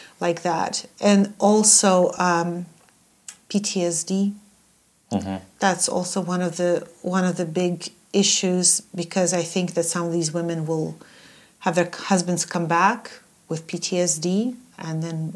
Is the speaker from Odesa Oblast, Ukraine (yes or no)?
yes; Odesa, Odesa Oblast, Ukraine; I'm from Odessa.